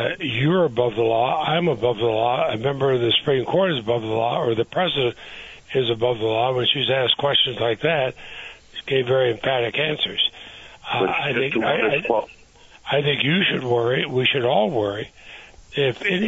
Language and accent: English; Montpelier, Vermont, United States; when I was a child growing up in Montpelier